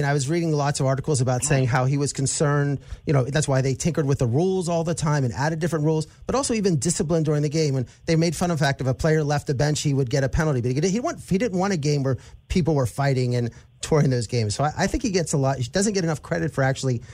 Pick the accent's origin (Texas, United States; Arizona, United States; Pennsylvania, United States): Pennsylvania, United States; Altoona; we grew up in Altoona when we couldn't even get a market that actually had the local games